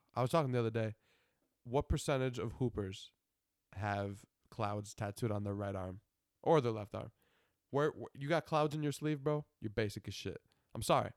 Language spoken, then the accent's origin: English; Buffalo, New York, United States; I'm from Buffalo.